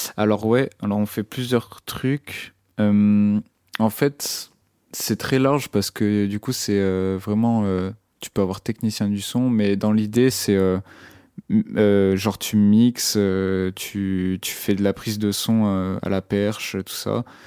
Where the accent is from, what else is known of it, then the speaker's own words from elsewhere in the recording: Brittany, France; now in Rennes, France; j'étais souvent au studio aussi dans mon bled, qui c'est un bled euh, en Bretagne